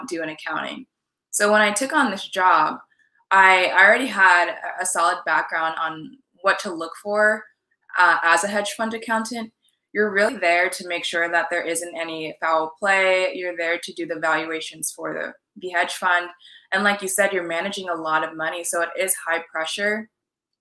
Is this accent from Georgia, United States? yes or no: no; California, United States; also born or lived in New York / Washington, D.C. / Maine / Jamaican and Trinidadian ancestry; now in Miami, United States; So I was actually born in New York and I grew up in California